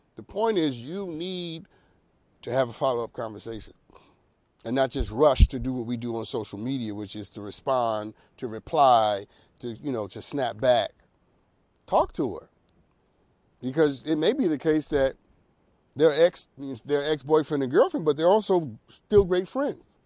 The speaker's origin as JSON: {"language": "English", "town": "New York City", "region": "New York", "country": "United States", "said": "I'm from the Bronx."}